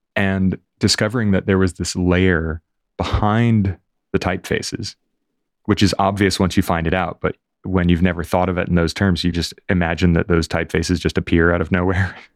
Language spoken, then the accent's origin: English; Fort Lauderdale, Florida, United States; now in London, United Kingdom; I grew up in Fort Lauderdale, just north of Miami